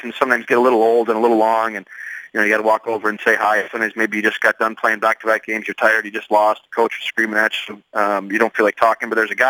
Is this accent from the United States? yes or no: yes; Wisconsin, United States; also born or lived in Chicago; now in San Jose, United States; I grew up in Wisconsin, lived in Chicago. You know, I've always lived my whole life in cold weather